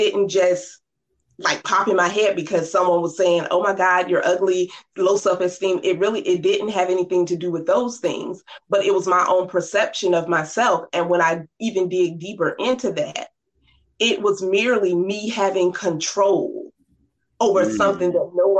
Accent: Norfolk, Virginia, United States; I grew up in Norfolk, Virginia, 757

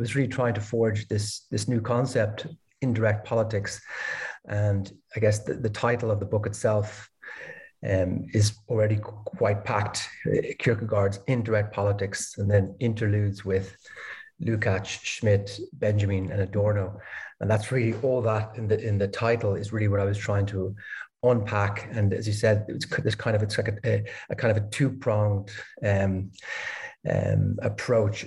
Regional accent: Dublin, Leinster, Ireland; moved away as an adult; also born or lived in Denmark / Copenhagen, Denmark / Berlin, Germany; now in Lisbon, Portugal; I'm originally from Ireland, Dublin.

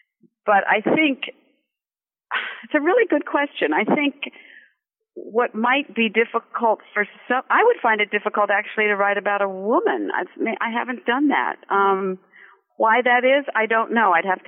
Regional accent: Santa Monica, California, United States; moved away as an adult; also born or lived in Germany / Paris / New York; I was born in California in Santa Monica. I'm a California girl, grew up there, but left and went to Europe and back east and have never gone back, but I still consider myself a Californian.

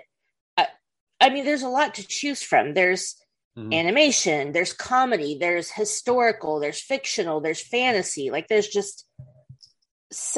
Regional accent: United States; we're American

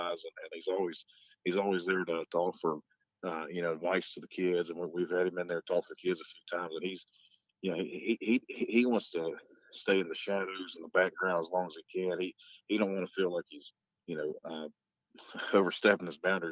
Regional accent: Clay, United States; moved away; I'm from Clay. I'm not from around here

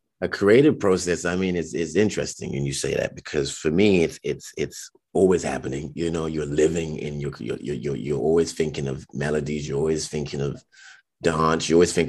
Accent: United Kingdom; sometimes I question it, like, oh, that's because I was raised in Britain, you know

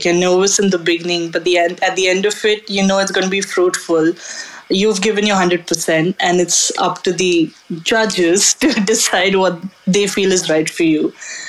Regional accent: Mumbai, Maharashtra, India; I come from Mumbai, which is a coastal area.

